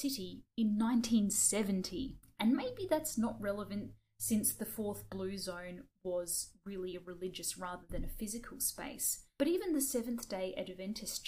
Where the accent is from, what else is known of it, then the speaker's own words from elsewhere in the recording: Australia; we're Australian